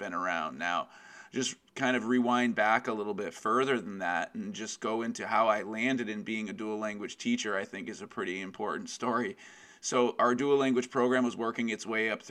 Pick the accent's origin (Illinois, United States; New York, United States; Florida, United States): New York, United States; Westchester County; I am from Westchester County, New York in the United States